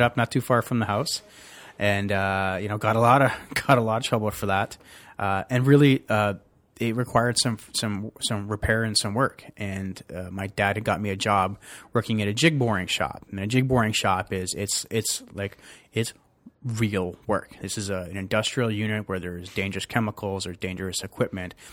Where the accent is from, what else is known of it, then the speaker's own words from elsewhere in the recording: Toronto, Ontario, Canada; also born or lived in Glasgow, Scotland / Calgary; where I grew up in Scarborough was Maldron